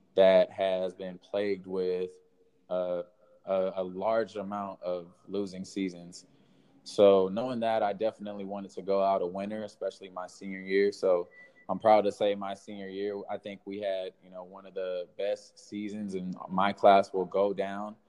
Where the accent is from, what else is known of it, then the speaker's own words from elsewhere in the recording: Rialto, California, United States; I'm originally from Rialto, which is in the Inland Empire of Southern California, born and raised